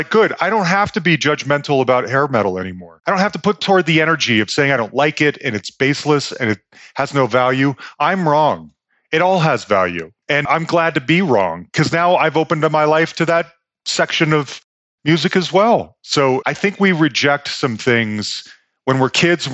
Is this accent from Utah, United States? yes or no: yes; Salt Lake City, Utah, United States; moved away; also born or lived in Bay Area, California; I grew up Mormon in Salt Lake City, Utah